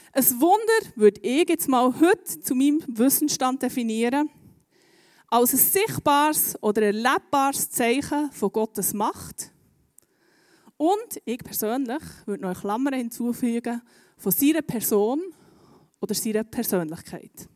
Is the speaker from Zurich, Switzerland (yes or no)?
no; Bern, Switzerland; Bei uns in Bern